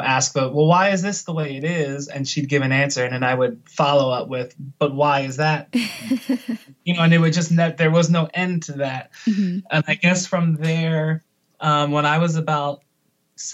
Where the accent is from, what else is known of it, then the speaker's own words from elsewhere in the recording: Puerto Rico; I was born in Puerto Rico